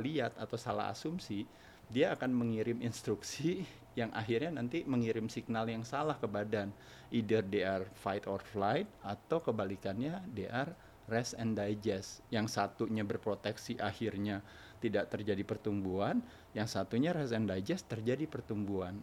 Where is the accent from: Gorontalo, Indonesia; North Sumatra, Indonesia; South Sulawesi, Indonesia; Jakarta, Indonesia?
Jakarta, Indonesia; moved away as an adult; also born or lived in Bali / Dalung; now in Bandung, Indonesia; saya lahir di Jakarta. Lahir di Jakarta? Di Jakarta sampai tua, setelah tua tinggal di Bandung